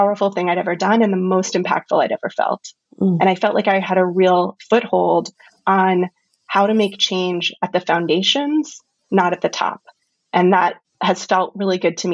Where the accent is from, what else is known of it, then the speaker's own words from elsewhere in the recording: North Carolina, United States; moved away; my home state of North Carolina